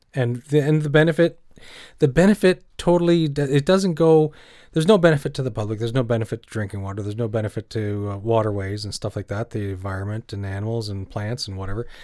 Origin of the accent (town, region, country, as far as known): Canada; also born or lived in Cornwall, Ontario